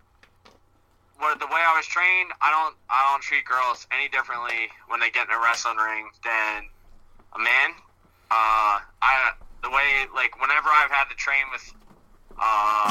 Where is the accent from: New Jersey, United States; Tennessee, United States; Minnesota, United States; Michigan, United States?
New Jersey, United States; Glassboro; in Glassboro, New Jersey, my hometown